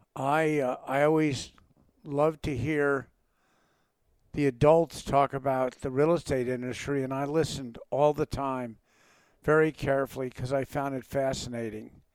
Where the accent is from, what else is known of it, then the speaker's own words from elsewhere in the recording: Montclair, New Jersey, United States; also born or lived in California; now in Idaho, United States; I grew up in Montclair, New Jersey